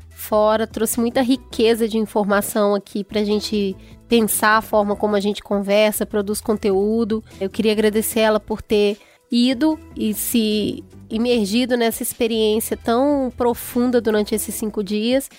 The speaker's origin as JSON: {"language": "Portuguese", "town": "Belo Horizonte", "region": "Minas Gerais", "country": "Brazil", "tie": "born or raised there", "said": "eu fui criada na periferia e também no Belo Horizonte, na parte bem periférica"}